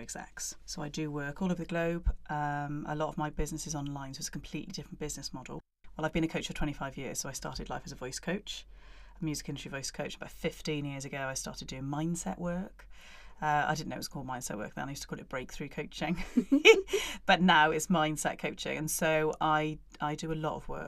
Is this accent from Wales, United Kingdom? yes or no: yes; Barry, Wales, United Kingdom; I am from Barry in South Wales originally